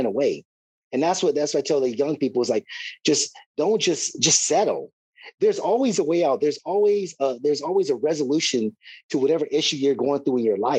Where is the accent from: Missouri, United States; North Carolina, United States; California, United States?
California, United States; Riverside; my hometown, Riverside, California